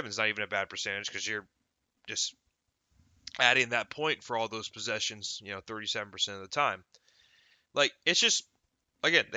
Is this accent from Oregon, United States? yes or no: yes; Portland, Oregon, United States; my hometown team